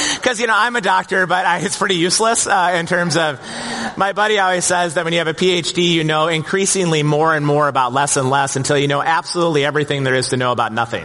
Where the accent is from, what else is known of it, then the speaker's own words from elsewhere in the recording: Plymouth, Minnesota, United States; growing up in Plymouth in the 1970s and 1980s. And back then, brother, it was the sticks out here